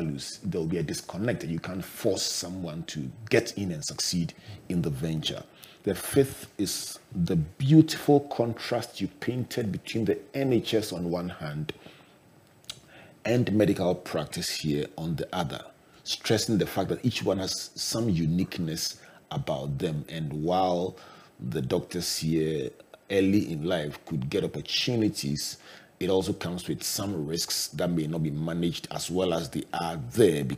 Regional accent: Takoradi, Western Region, Ghana; when I was growing up in Takoradi with my favorite family doctor, Dr. Decker

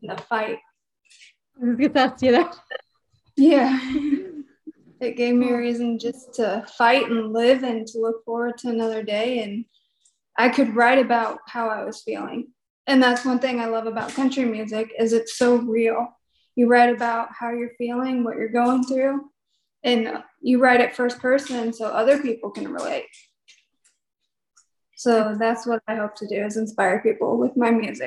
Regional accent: Peoria, Illinois, United States; now in Nashville, United States; I grew up in Peoria, Illinois, and went to Metamora High School. And I moved to Nashville to do music

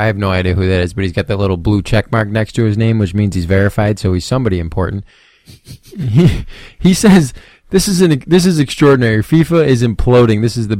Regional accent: United States; me as an American

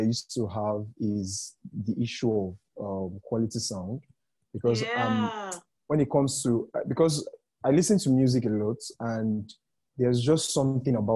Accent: Nigeria; as a Nigerian podcaster

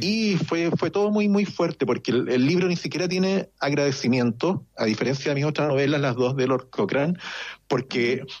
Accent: Chile; moved away; como chileno

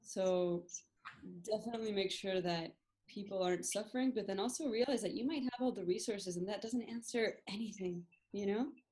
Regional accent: Argentina; I was born in Argentina, but I went to a Scottish school here

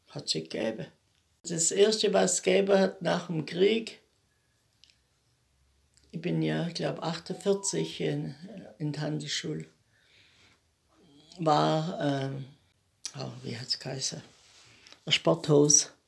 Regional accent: Bunkhofen, Baden-Württemberg, Germany; Am 2.4.34. Und im Bunkhofen steht mein Elternhaus

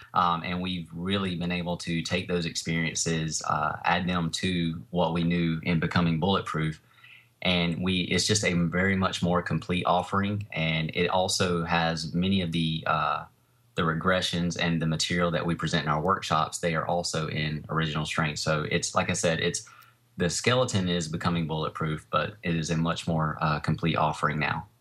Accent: Fuquay-Varina, North Carolina, United States; I have a training studio in my hometown here where I live. uh, in a place called Fuquay Arena.

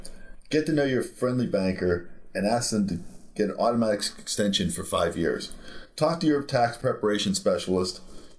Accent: Pennsylvania, United States; I moved out here from Pennsylvania. I went to Penn State.

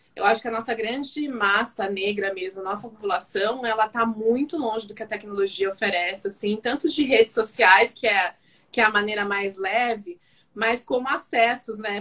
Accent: São Paulo, Brazil; also born or lived in Campinas; nascida aqui em São Paulo, mas eu fiz faculdade em Campinas, morei minha juventude toda lá na, em Campinas e voltei para São Paulo

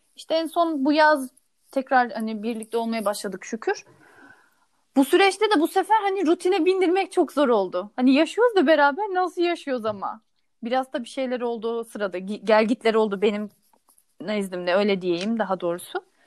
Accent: Burdur, Turkey; o zaman Burdur'daki evimizde

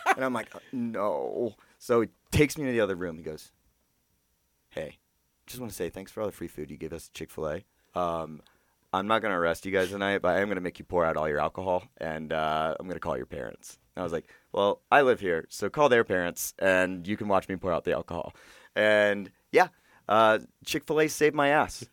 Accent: Georgia, United States; I was from Georgia

